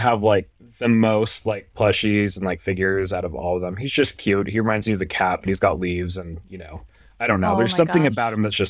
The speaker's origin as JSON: {"language": "English", "region": "Hawaii", "country": "United States", "tie": "born or raised there", "said": "I grew up in Hawaii, so I know a lot of the history and a lot of what went on there, because I lived there and grew up there."}